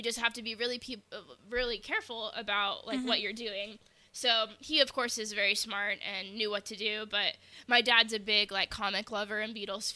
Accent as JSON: {"language": "English", "country": "United States", "said": "As American citizens"}